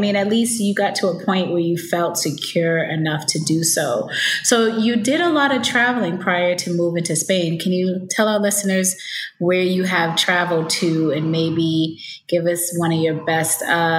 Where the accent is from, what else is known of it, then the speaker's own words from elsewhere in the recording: United States; moved away as an adult; now in Thailand; with me being an American and living in Thailand